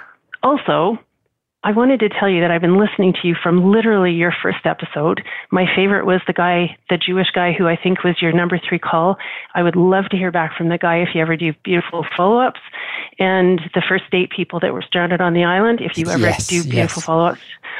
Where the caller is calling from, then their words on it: Canada; Hi, I'm calling from Canada.